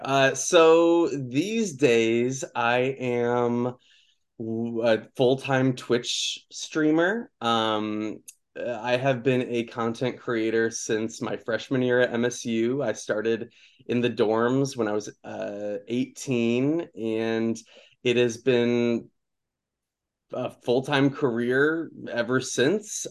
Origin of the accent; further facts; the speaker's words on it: Okemos, Michigan, United States; moved away; also born or lived in Jackson, Michigan; so I grew up in Michigan. I, um, I was born in Jackson, and I went to high school in Okemos